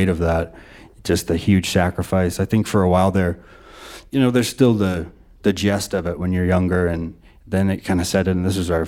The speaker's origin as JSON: {"language": "English", "town": "Whitefish", "region": "Montana", "country": "United States", "also_born_or_lived": "Missoula, Montana", "said": "I'm from Whitefish, Montana, and I moved to Missoula"}